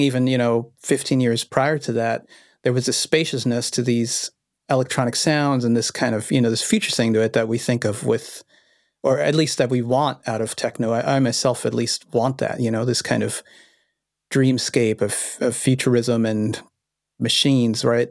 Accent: Vienna, Austria; I was born in Vienna, Austria

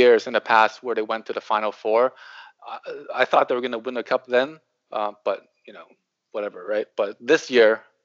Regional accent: Hong Kong; moved away; also born or lived in Toronto, Canada; I'm from Hong Kong, but I went to school in Toronto

